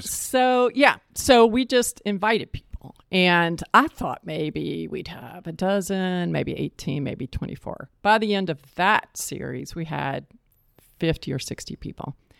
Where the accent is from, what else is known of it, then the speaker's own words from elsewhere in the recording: East Point, Georgia, United States; moved away as an adult; also born or lived in Boston / Atlanta; now in Charlotte, United States; I was born in Charlotte, but I grew up in East Point, Georgia, which is on the south side of Atlanta.